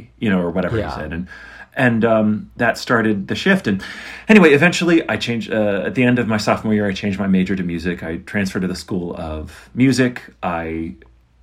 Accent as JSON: {"language": "English", "town": "Pittsburgh", "region": "Pennsylvania", "country": "United States", "tie": "born or raised there", "also_born_or_lived": "Princeton, West Virginia / Central Florida / Las Vegas", "moved": "yes", "said": "I was born in Southern West Virginia, but I was raised outside of Pittsburgh"}